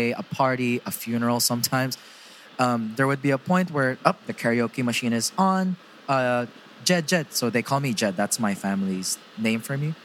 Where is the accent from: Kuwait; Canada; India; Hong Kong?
Hong Kong; I am a Filipino, but I was born in Hong Kong, raised in Hong Kong